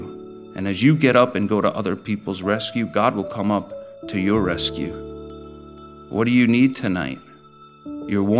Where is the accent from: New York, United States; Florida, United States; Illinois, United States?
New York, United States; Long Island; I grew up in Long Island, and I was raised in the church